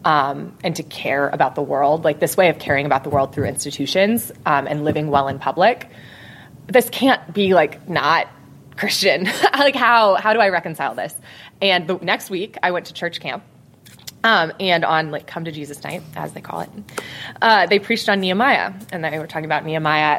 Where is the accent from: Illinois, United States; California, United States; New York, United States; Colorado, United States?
Colorado, United States; Colorado Springs; I'm from Colorado Springs, Colorado